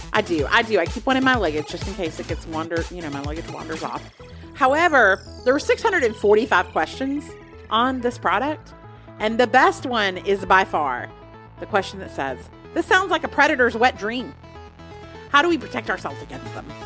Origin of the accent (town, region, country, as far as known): United States